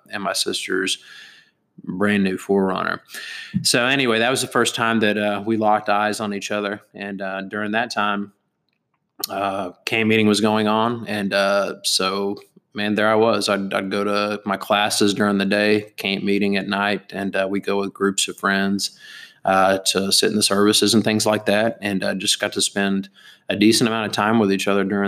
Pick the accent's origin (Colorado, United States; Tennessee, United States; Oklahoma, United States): Oklahoma, United States; Broken Arrow; I grew up in Broken Arrow, Oklahoma